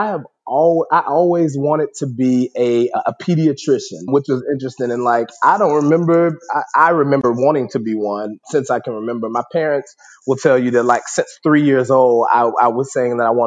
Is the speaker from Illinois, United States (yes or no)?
no; Memphis, Tennessee, United States; moved away; I grew up. I'm originally from Memphis, Tennessee